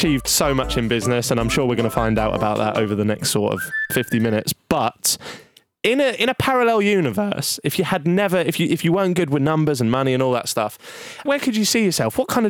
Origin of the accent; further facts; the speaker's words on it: Norwich, East of England, United Kingdom; I'm from Norwich, as is Stevie